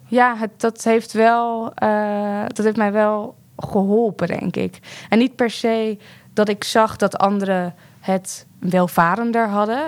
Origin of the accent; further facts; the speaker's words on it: The Hague, South Holland, Netherlands; ik ben opgegroeid in de Schilderswijk in Den Haag